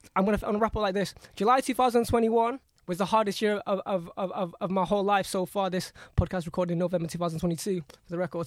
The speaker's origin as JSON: {"language": "English", "region": "Jakarta", "country": "Indonesia", "tie": "born or raised there", "said": "I'm um, born in Indonesia, in Jakarta, capital of Indonesia."}